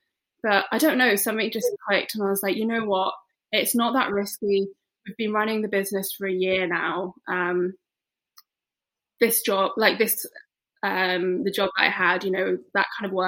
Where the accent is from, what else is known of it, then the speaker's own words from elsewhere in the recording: Isle of Man; moved away as an adult; also born or lived in West Midlands, United Kingdom; now in Edinburgh, United Kingdom; No. So I was born in the West Midlands, and then when I was 9, my parents moved us to the Isle of Man.